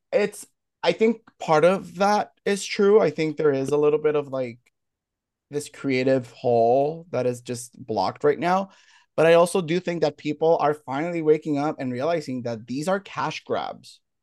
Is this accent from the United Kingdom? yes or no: no; Puerto Rico; I'm from Puerto Rico